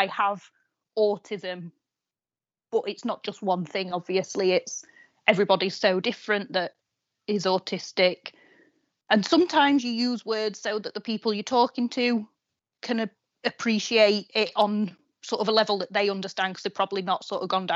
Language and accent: English; Doncaster, Yorkshire and the Humber, United Kingdom; moved away as an adult; now in Sheffield, United Kingdom; I'm originally from Doncaster